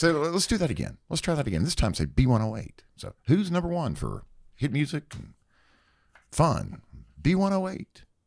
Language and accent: English; North Carolina, United States; I'm from North Carolina